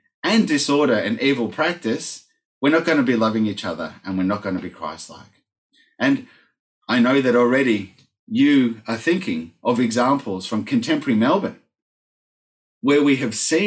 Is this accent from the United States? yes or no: no; Argentina; moved away; I grew up in Argentina, as you all know, and then went back to work there as an adult